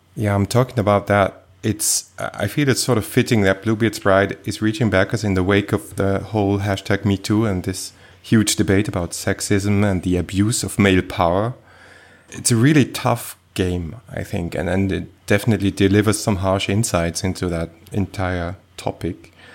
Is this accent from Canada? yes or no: no; Switzerland; I was born in Switzerland